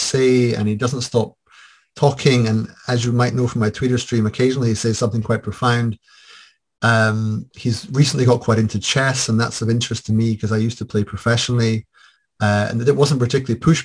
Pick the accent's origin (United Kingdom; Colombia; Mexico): United Kingdom; Scotland; I am Scottish, white